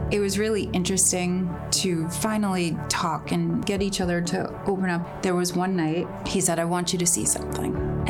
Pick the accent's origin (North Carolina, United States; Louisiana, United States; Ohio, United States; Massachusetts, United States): Massachusetts, United States; Boston; we're from the Boston area.